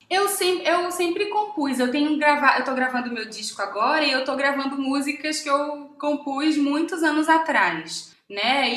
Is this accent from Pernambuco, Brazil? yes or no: yes; Pernambuco, Brazil; moved away as an adult; now in Rio de Janeiro, Brazil; eu sou pernambucana